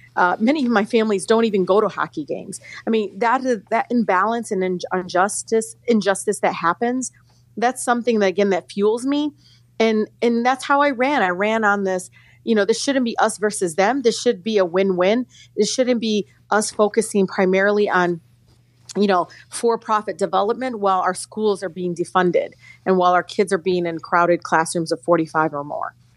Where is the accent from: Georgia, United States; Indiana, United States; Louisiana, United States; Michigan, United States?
Michigan, United States; Detroit; growing up in Detroit, which is 85% African American, going to Detroit public schools all my life